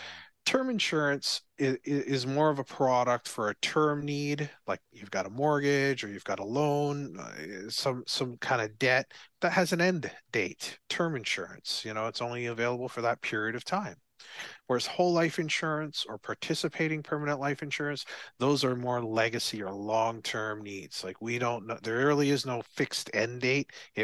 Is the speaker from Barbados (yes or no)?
yes; Barbados; Yeah, I skated before, but very, very little before, because I came from Barbados.